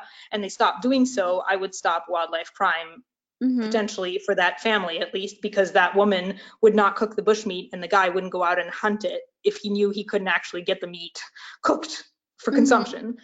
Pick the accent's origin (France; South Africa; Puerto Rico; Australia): France; moved away as an adult; now in United States; I'm originally from France, so I regularly return to France over the summer